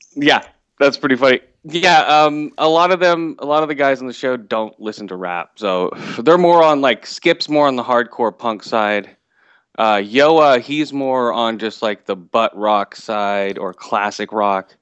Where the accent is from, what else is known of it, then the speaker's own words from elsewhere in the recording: West Coast, United States; also born or lived in Thailand; I was born in Thailand, and I was adopted and moved over to the West Coast for my parents